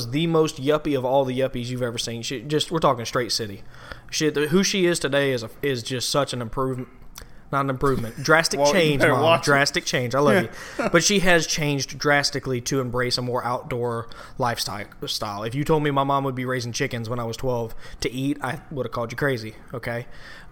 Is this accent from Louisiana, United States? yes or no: yes; Slidell, Louisiana, United States; also born or lived in Southeast Georgia; I grew up in Slidell, Louisiana, and my dad, when I was growing up until I was about 12, 13, he was not around